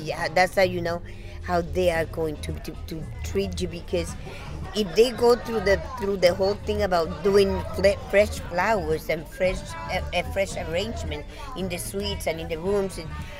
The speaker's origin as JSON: {"language": "English", "country": "Puerto Rico", "said": "I'm from Puerto Rico"}